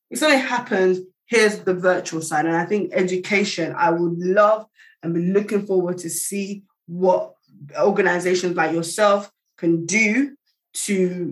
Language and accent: English; Nigeria; we're Nigerian